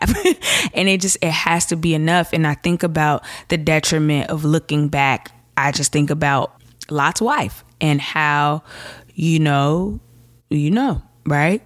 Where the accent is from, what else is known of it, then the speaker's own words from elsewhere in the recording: Chicago, Illinois, United States; I'm from Chicago